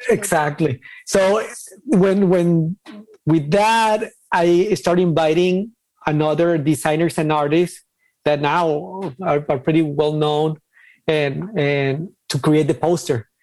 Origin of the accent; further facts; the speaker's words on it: Ciudad Juárez, Chihuahua, Mexico; moved away as an adult; also born or lived in Guadalajara; I'm from Mexico, specifically from uh, Ciudad Juarez, uh, the border in between uh, El Paso, Texas, and Mexico, Chihuahua, the state